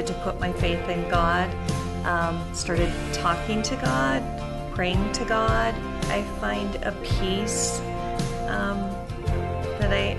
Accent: Redmond, Washington, United States; I grew up mainly in Redmond. We came here when I was in junior high

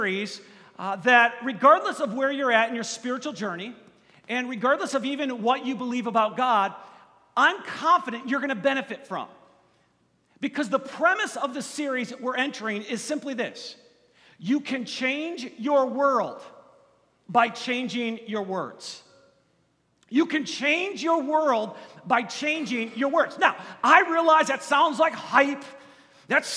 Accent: Kenosha, Wisconsin, United States; I am from Kenosha, Wisconsin, which is a little bit south of Milwaukee

